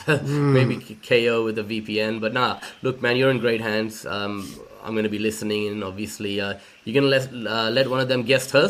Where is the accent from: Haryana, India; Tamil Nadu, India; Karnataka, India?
Tamil Nadu, India; Chennai; now in Australia; my hometown of Madras or Chennai